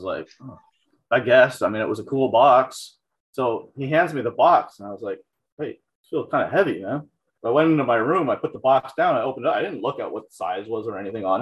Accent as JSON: {"language": "English", "town": "Toronto", "region": "Ontario", "country": "Canada", "tie": "born or raised there", "said": "I grew up in North York in the Toronto area"}